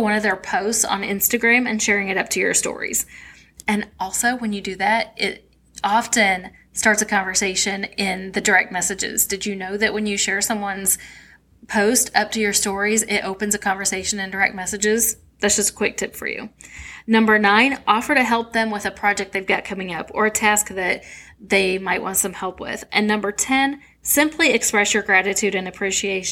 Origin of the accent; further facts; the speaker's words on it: St. Louis, Missouri, United States; we both were from St. Louis